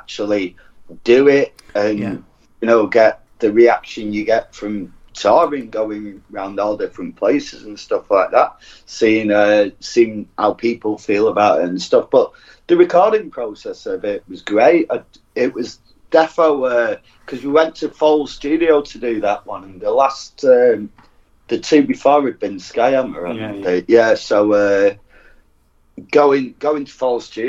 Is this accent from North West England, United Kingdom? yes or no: yes; Bury, North West England, United Kingdom; From Bury, North Manchester